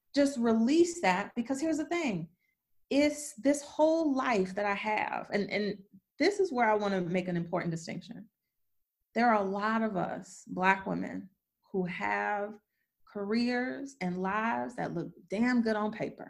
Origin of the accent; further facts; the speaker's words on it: Detroit, Michigan, United States; I grew up poor in Detroit